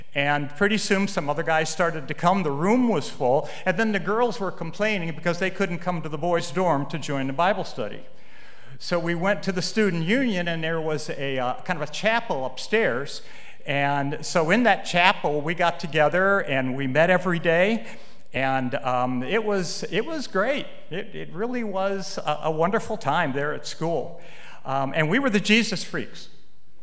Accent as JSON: {"language": "English", "town": "Willoughby Hills", "region": "Ohio", "country": "United States", "tie": "born or raised there", "said": "I grew up in Willoughby Hills and went to Willoughby Hills Methodist Church."}